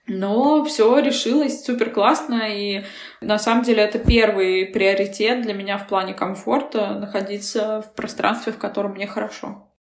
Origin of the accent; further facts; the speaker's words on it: Yekaterinburg, Sverdlovsk Oblast, Russia; moved away as an adult; also born or lived in England / New York / Bali; now in Moscow, Russia; я родилась в Екатеринбурге, но в роддоме номер один на декабристов, а вот жила в соседнем квартале. То есть по, на самом деле я э, прям екатеринбурженка целиком и полностью.